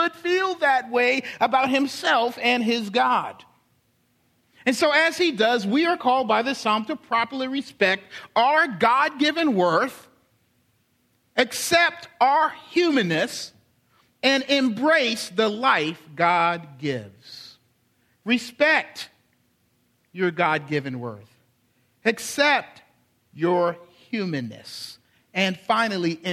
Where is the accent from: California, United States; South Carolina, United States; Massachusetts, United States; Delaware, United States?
South Carolina, United States; Charleston; my hometown, Charleston